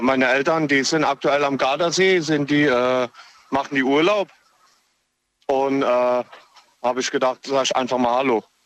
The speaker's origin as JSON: {"language": "German", "region": "Hesse", "country": "Germany", "said": "Ich komme äh, hier aus Hessen, aber wir sind aktuell in der Ecke Koblenz."}